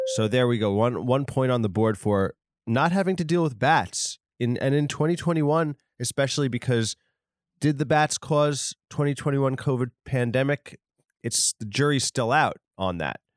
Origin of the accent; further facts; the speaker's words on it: New York, United States; I'm from, uh, New York. Maybe it's because I'm a New Yorker